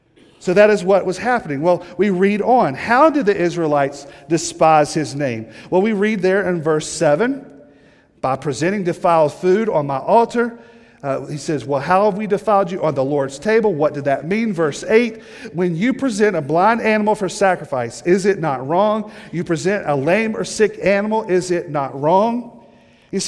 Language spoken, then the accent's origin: English; the South, United States; moved away; I'm from the South, a little bit further south from here, and good Southern people